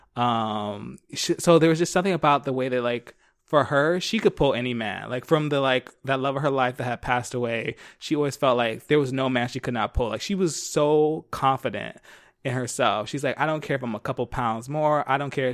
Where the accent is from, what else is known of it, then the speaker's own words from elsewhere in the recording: Philadelphia, Pennsylvania, United States; I grew up in Philly